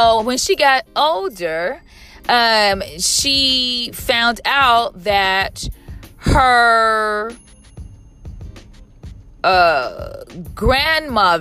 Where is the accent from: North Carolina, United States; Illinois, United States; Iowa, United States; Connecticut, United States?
Illinois, United States; Chicago; now in Southern California, United States; I am from Chicago